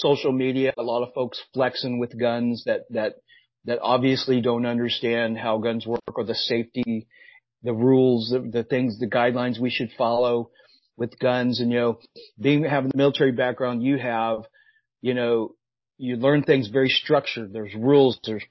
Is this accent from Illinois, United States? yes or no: yes; Southern Illinois, United States; moved away; I grew up in Southern Illinois, by the way, nowhere near Chicago, all the way down the southern part of the state.